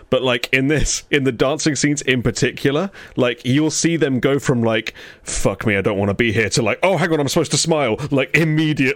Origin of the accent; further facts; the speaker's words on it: England, United Kingdom; I'm English